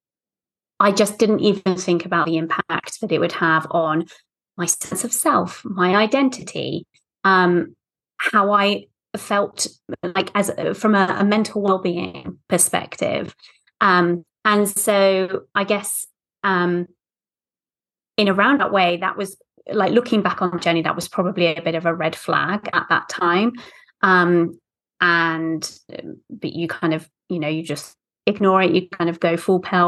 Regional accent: United Kingdom; accent: British; moved away as an adult; now in United States; as you can tell from my accent, I'm British, but I'm actually living in the States, away from kind of friends and family

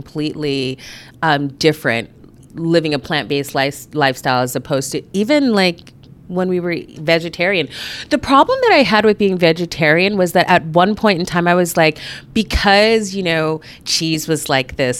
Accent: Anchorage, Alaska, United States; I am born and raised here in Anchorage

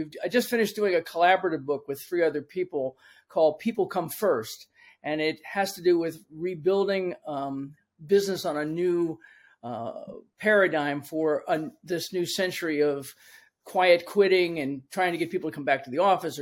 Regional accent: Washington, District of Columbia, United States; moved away as an adult; now in Florida, United States; I grew up in Washington, D.C., and so almost everything I did initially until I moved here to Florida about 15 years ago has been in the city because I was born and raised in the city

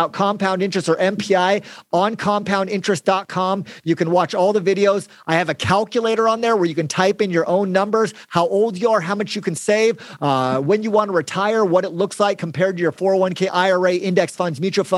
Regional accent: Mesa, Arizona, United States; also born or lived in Gilbert, Arizona; I grew up in West Mesa. That's kind of a poor part of Arizona

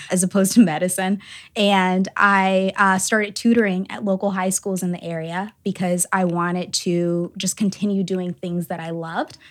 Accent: Atlanta, Georgia, United States; now in South Bend, United States; I'm originally from Atlanta, Georgia, and I, I grew up only child

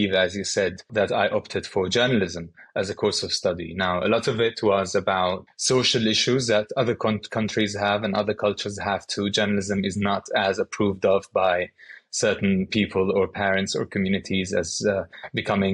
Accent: Syria; moved away as an adult; I grew up in Syria, where I'm from

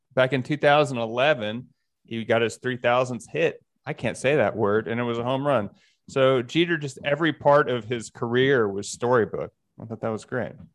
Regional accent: United States; as an American

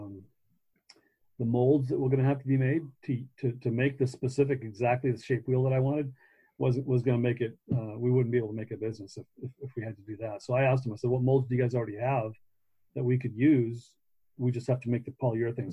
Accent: Long Beach, California, United States; I was born and raised in Long Beach

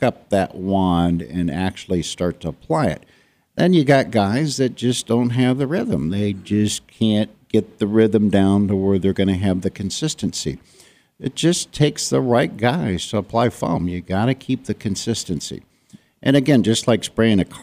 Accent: Ohio, United States; moved away as an adult; I'm from Ohio

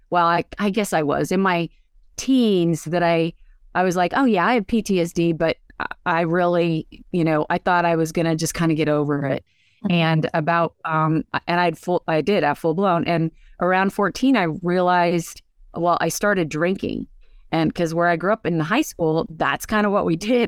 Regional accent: Pennsylvania, United States; also born or lived in San Francisco; I'm from Pennsylvania. I live here now

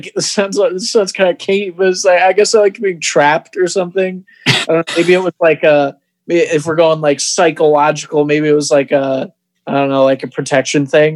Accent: Rockford, Michigan, United States; also born or lived in Toledo, Ohio; now in Ann Arbor, United States; I grew up in Rockford, Michigan

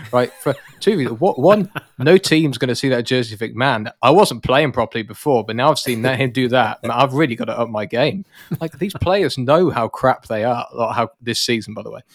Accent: United Kingdom; I'm British

